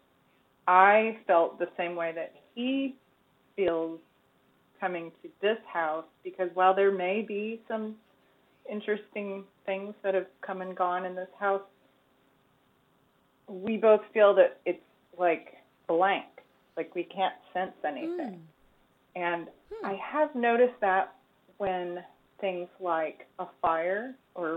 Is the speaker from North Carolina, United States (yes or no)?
yes; Charlotte, North Carolina, United States; the house that I grew up in Charlotte in historic neighborhood called Dilworth